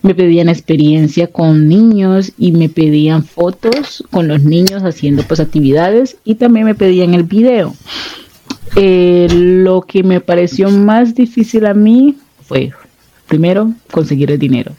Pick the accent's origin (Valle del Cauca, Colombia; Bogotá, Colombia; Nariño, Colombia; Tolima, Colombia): Valle del Cauca, Colombia; Buenaventura; moved away; yo soy de Buenaventura